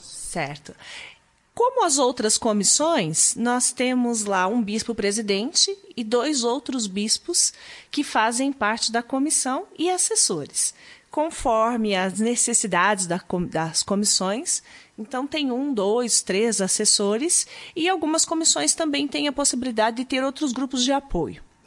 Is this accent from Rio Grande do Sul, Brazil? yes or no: no; Maringá, Paraná, Brazil; also born or lived in Curitiba; eu sou paranaense, nasci no norte do Paraná, em Maringá. Lá já me envolvia com grupos de jovens desde muito cedo